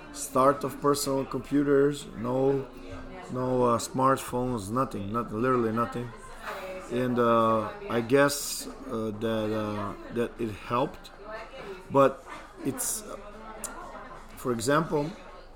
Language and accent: English; Belgrade, Serbia; English is a second language; moved away as an adult; now in Madrid, Spain; I grew up in New Belgrade. It's Belgrade